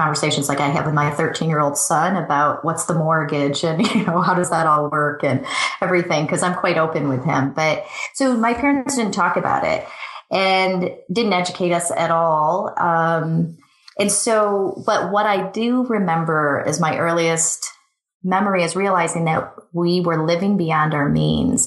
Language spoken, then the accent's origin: English; Michigan, United States; moved away as an adult; also born or lived in Sydney, Australia / Chicago; I grew up in Michigan